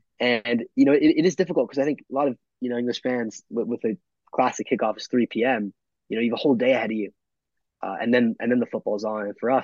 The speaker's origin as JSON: {"language": "English", "country": "United States", "also_born_or_lived": "London", "said": "being an American Fulham fan can quite often be isolating"}